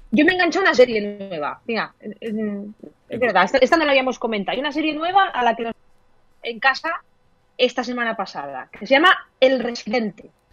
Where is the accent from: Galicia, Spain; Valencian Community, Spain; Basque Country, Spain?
Valencian Community, Spain; Elda